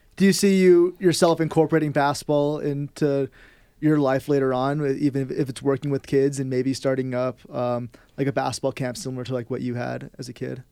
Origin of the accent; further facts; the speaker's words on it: Bay Area, California, United States; I'm from the Bay Area